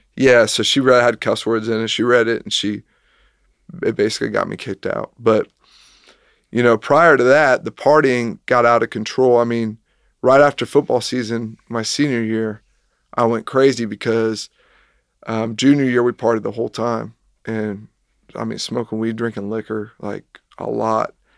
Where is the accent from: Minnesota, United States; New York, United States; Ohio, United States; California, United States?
Ohio, United States; Kettering; moved away as an adult; also born or lived in Lexington, Kentucky / Richmond, Kentucky; I grew up in Kettering, Ohio, which is a suburb south of Dayton